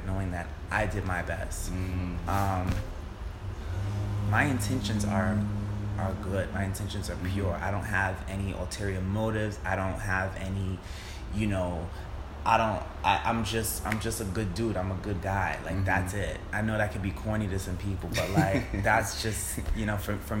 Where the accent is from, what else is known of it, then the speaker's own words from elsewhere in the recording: New York City, New York, United States; also born or lived in Brooklyn, New York; I've been living in Brooklyn for like 3 years now, but I'm born and raised in St. Albans, Queens